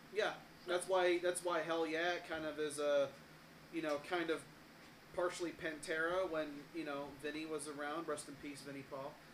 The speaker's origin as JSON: {"language": "English", "region": "Illinois", "country": "United States", "said": "I'm from Illinois"}